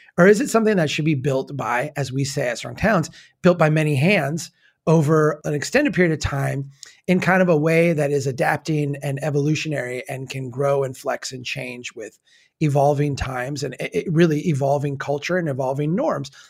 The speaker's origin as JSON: {"language": "English", "region": "Minnesota", "country": "United States", "accent": "Minnesota way", "said": "as a Minnesotan who, you know, has a little bit of that in me where we talk, uh, in our Minnesota way"}